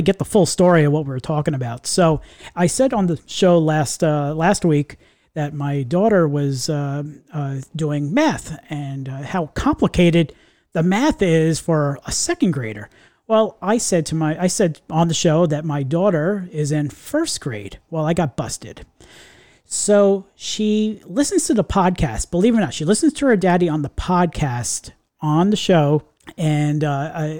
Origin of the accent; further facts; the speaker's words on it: New York, United States; And we're all from New York.